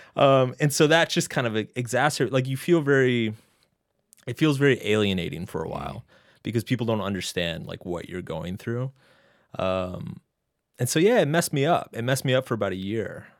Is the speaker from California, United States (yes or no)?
no; Texas, United States; moved away as an adult; also born or lived in Boston; now in New York City, United States; I grew up in Texas